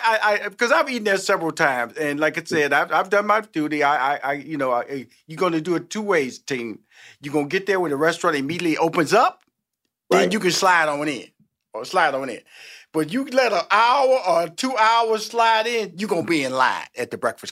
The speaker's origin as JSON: {"language": "English", "town": "Houston", "region": "Texas", "country": "United States", "tie": "born or raised there", "said": "I know I was born and raised in Houston. The food in Houston, man, is a beast, dude."}